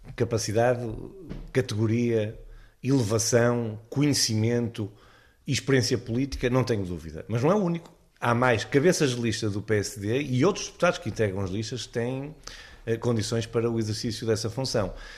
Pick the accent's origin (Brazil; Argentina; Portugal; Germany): Portugal; Braga, Norte; Hospital de Braga, de onde eu sou natural